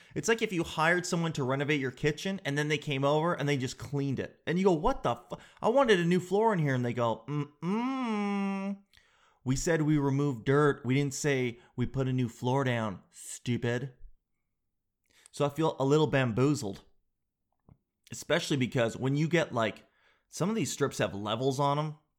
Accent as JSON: {"language": "English", "country": "Canada", "said": "being all Canadian"}